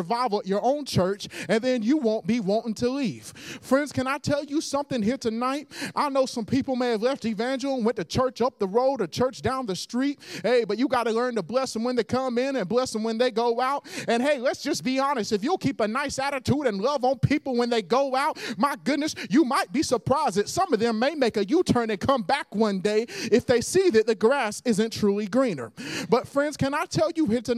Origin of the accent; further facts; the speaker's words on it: Pleasant Grove, United States; The church in which that I grew up in before I swapped over to being Pentecostal to the Church of God was a Methodist church in Pleasant Grove. It's actually just right around the corner from the church that I go to now.